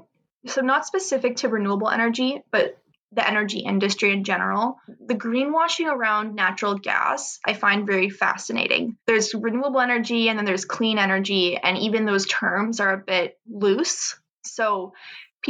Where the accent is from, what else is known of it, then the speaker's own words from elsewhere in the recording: Canada; as a Canadian